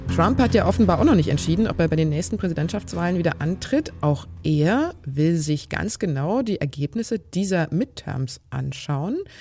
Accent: Germany; bei uns in Deutschland

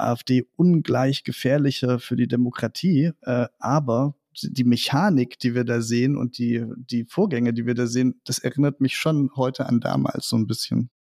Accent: Meissen, Saxony, Germany; ich bin Sachse, ich äh, stamme aus der Nähe von Dresden, äh, aus Meißen

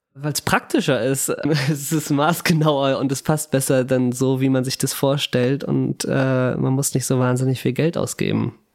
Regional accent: Hamburg, Germany; Ich bin Hamburger.

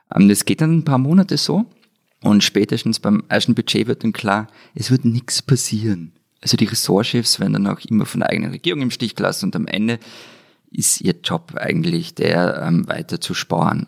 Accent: Austria

